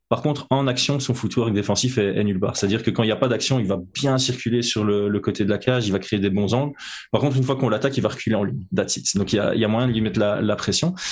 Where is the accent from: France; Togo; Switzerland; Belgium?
Belgium; je suis belge